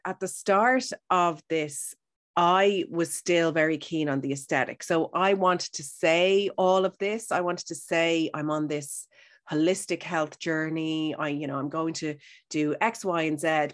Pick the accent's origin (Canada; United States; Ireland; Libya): Ireland; Howth, Leinster; I'm from Howth, so I'm beside the sea